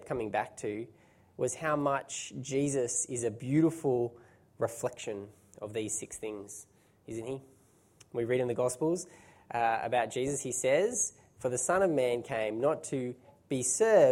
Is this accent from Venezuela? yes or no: no; Australia; being Australian